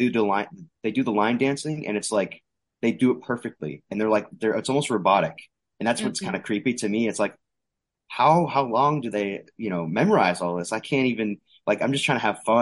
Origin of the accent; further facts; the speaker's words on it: Arizona, United States; I'm from Arizona